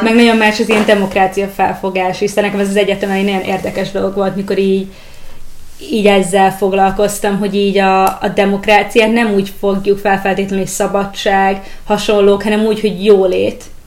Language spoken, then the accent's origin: Hungarian; Hungary; now in Budapest, Hungary; ide költöztem, én, én egyébként vidéki vagyok